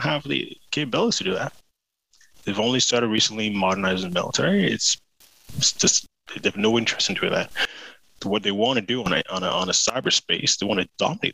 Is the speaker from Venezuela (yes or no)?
no; United Kingdom; I speak as a Brit